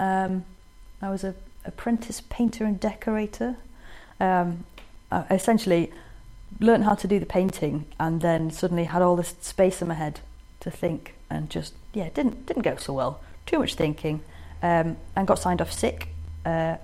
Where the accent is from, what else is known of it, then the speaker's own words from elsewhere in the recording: Harrogate, Yorkshire and the Humber, United Kingdom; I was born in Harrogate, born and bred, in the hospital, isn't there anymore, on Knaresborough Road